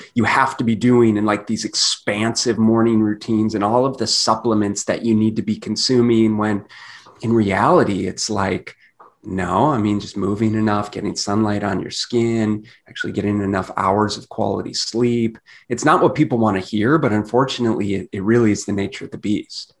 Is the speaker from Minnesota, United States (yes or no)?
yes; Minneapolis, Minnesota, United States; also born or lived in southern Canada; now in Phoenix, United States; I grew up in Minneapolis, Minnesota